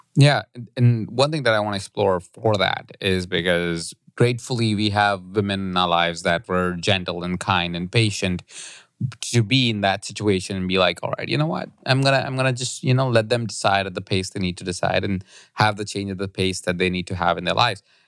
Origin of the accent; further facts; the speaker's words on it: India; moved away; I grew up in India